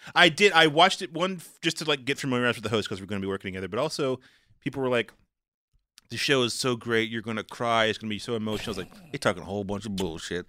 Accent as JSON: {"language": "English", "region": "the South", "country": "United States", "said": "I'm a black guy, I'm from the South"}